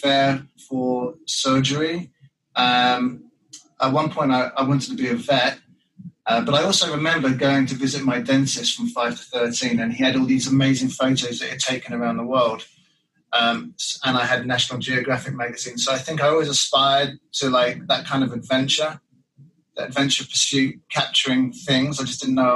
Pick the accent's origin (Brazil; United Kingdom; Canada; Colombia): United Kingdom; England; moved away; When I was about 5 or 6, in Britain